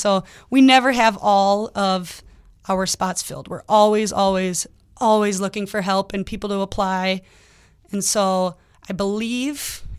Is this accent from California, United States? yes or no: no; Lakeville, Minnesota, United States; now in Bemidji, United States; I'm from the cities, so I grew up down in Lakeville.